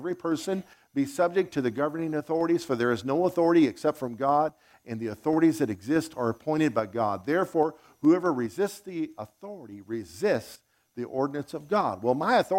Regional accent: United States; also born or lived in Zimbabwe; I'm an American

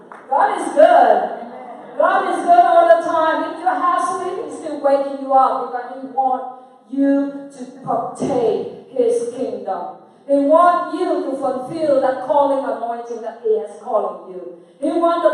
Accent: Vietnam; I'm come from Vietnam.

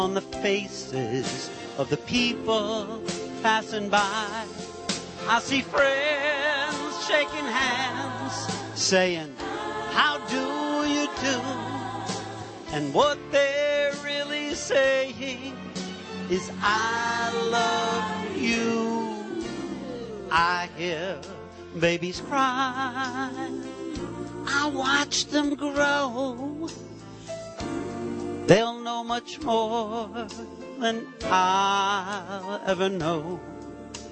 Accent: New York, United States; I was living in New York, born and raised in New York.

